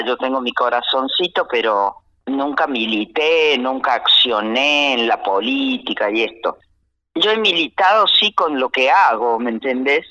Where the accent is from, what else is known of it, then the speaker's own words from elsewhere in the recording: Las Arrias, Córdoba, Argentina; also born or lived in Villa Tulumba; Nací en las Arrias, ese nombre viene de los arreos que iban de Córdoba al San Miguel del Tucumán